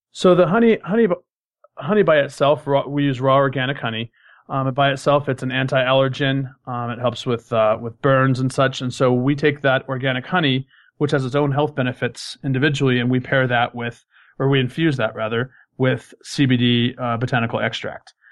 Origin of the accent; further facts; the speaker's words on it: Colorado, United States; moved away as an adult; I'm originally from Colorado